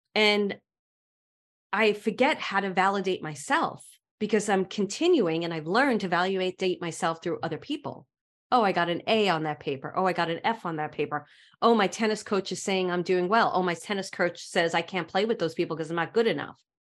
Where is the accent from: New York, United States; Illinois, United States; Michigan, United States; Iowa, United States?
New York, United States; New York City; accent: Brooklyn; my Brooklyn accent